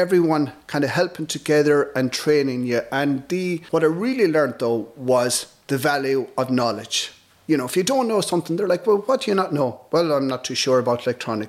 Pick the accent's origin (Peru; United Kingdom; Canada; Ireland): Ireland; North Galway, Connacht; I'm from North Galway.